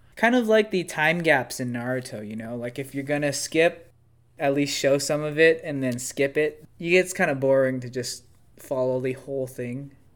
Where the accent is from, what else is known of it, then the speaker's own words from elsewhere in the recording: United States; I'm an American